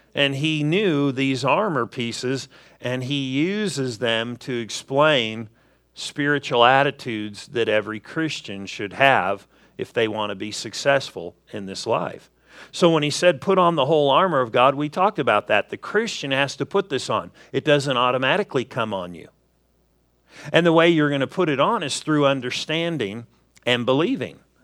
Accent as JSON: {"language": "English", "region": "Southern California", "country": "United States", "tie": "born or raised there", "moved": "yes", "said": "I grew up in Southern California"}